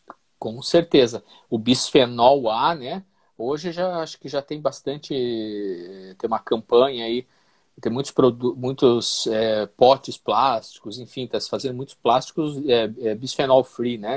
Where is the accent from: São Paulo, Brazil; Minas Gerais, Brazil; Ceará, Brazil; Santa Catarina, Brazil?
Santa Catarina, Brazil; Eu sou catarinense, mas a minha família, é por parte de pai, é gaúcha